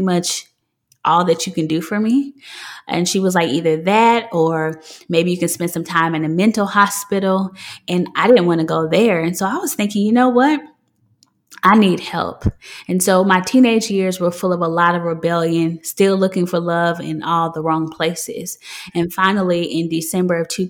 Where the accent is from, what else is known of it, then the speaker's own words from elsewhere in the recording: Memphis, Tennessee, United States; I'm from Memphis, Tennessee.